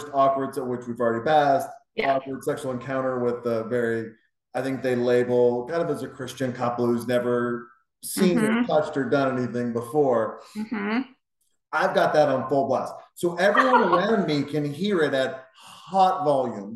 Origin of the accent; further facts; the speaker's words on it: Montana, United States; when I was a kid, I grew up in Montana